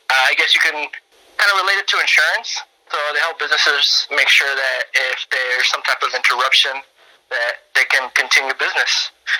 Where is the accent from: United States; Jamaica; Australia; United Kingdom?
United States; California; born there; Well, I was born in California, so...